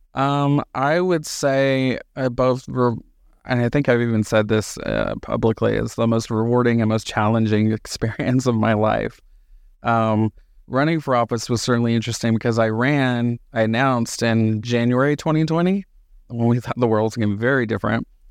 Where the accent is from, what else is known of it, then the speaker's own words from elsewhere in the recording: Hazlehurst, Georgia, United States; moved away as an adult; now in Reno, United States; I was born and raised in Southeast Georgia, middle of nowhere, town called Hazelhurst